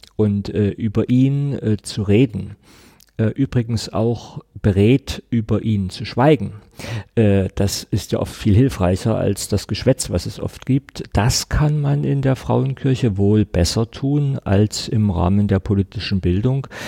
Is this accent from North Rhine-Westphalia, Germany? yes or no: no; Saxony, Germany; ich bin Sachse, ich bin hier geboren, ich habe fast die ganze Zeit meines Lebens hier gelebt